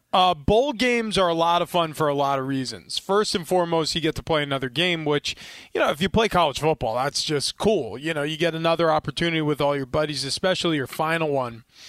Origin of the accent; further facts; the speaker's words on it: New York, United States; I grew up in New York